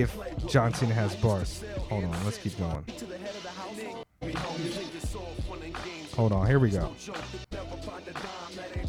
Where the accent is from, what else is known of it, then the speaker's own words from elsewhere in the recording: California, United States; moved away as an adult; now in Tokyo, Japan; we're from California